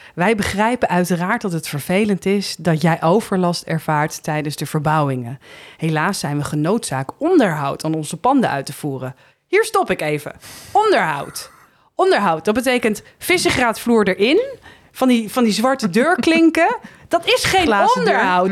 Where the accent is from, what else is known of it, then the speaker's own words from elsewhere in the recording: Heemskerk, North Holland, Netherlands; moved away as an adult; also born or lived in Haarlem / Bergen, North Holland; now in Amsterdam, Netherlands; ik ben in Heemskerk opgegroeid en daar ging ik op mijn 18e het huis uit.